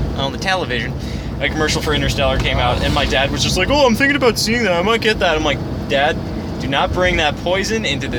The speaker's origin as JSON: {"language": "English", "country": "United States", "said": "I'm American"}